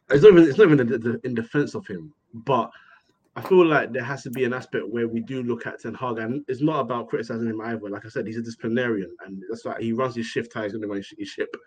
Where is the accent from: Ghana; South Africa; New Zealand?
Ghana; I'm, I'm an African boy. I'm Ghanaian.